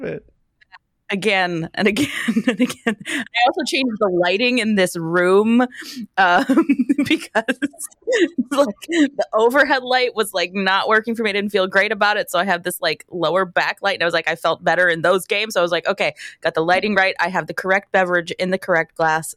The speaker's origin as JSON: {"language": "English", "town": "Wilkes-Barre", "region": "Pennsylvania", "country": "United States", "said": "I'm from Wilkes-Barre"}